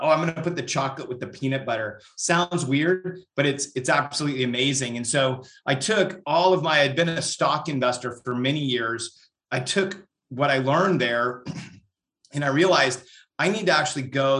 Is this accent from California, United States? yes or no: yes; Northern California, United States; moved away as an adult; also born or lived in Europe / Central Texas; now in Texas, United States; I am, you know, born and raised in Northern California